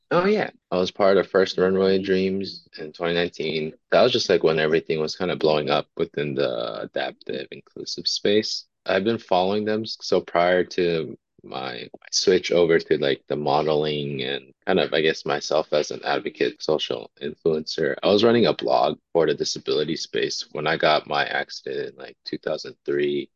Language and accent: English; Montebello, California, United States; So I am born and raised in Los Angeles. I grew up in a city called Montebello, just east of Los Angeles